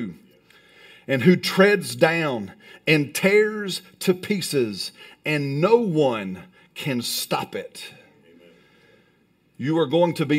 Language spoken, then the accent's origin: English; Alabama, United States; I'm from Alabama